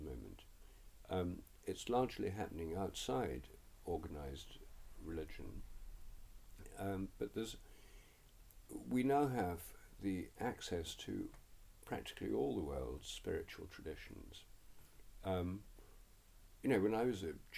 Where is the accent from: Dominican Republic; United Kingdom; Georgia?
United Kingdom; England; I'm English